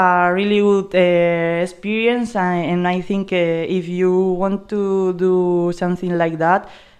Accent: Burgos, Castile and León, Spain; English is a second language; moved away as an adult; now in Greece; And I'm 26 years old, and I'm from Burgos, a little city in the north of Spain.

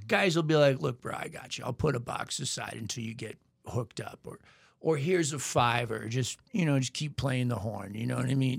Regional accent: Portland, Maine, United States; also born or lived in Nashville; now in New Orleans, United States; born and raised in Portland, Maine

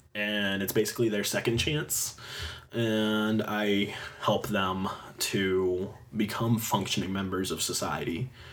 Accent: Fredonia, Pennsylvania, United States; I grew up in Fredonia

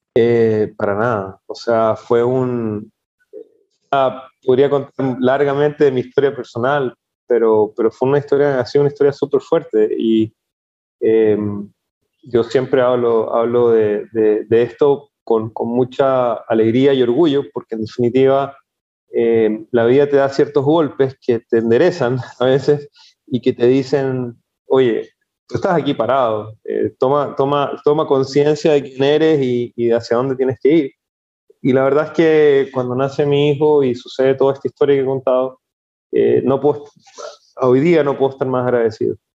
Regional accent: Chile; moved away as an adult; also born or lived in Spain; now in Ecuador; yo soy de origen chileno, chileno, los últimos 20 años de mi vida ha sido una, una aventura. Salí de Chile con rumbo a, España

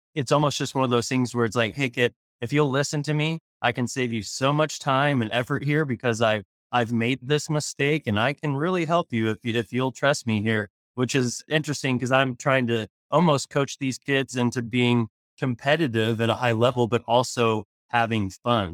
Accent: Tulsa, Oklahoma, United States; moved away; I'm from Tulsa originally

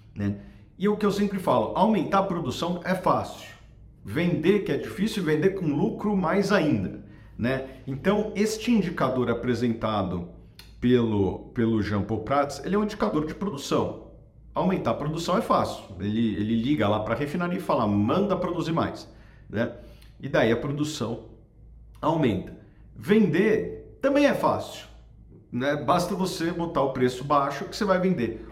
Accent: Brazil; como brasileiro

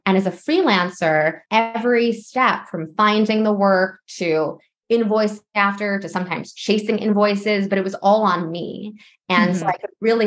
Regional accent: New York, United States; also born or lived in Los Angeles; I'm from New York

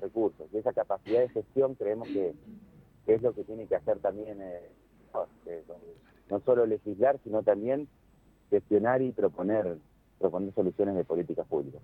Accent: Santa Fe, Argentina; yo como santafesino

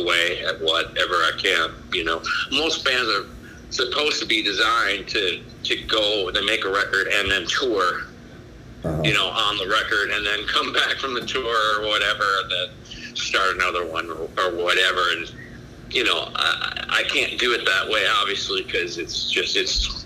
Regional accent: Chicago, Illinois, United States; moved away as an adult; now in Illinois, United States; I was from Chicago and then moved down here because my wife's from down here

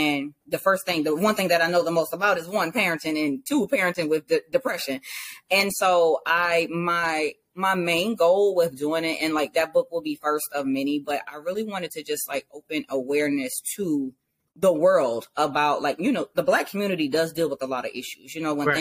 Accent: Savannah, Georgia, United States; now in Virginia, United States; I am originally from Savannah, Georgia. I reside in Virginia now.

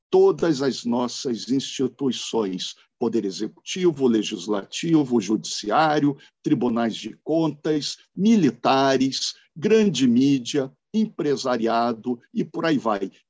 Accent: Rio de Janeiro, Brazil; born there; also born or lived in Brasília; Eu nasci no Rio de Janeiro, tem o família carioca, mas também tem o família curitibana e de Joinville, aqui no norte de Santa Catarina.

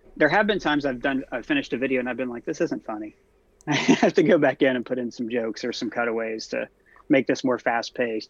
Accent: Ohio, United States; I'm from Ohio, from a small town. I grew up in a trailer park

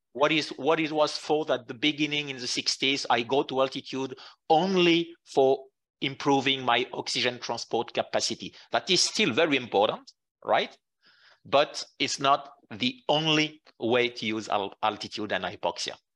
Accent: Jura mountains, Bourgogne-Franche-Comté, France; born or raised there; English is a second language; moved away as an adult; also born or lived in Qatar; now in Lausanne, Switzerland

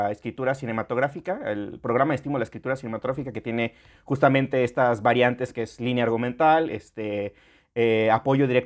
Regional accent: Mexico

